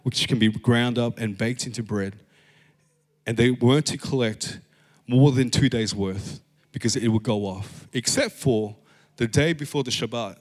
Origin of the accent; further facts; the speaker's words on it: Philippines; I'm Filipino.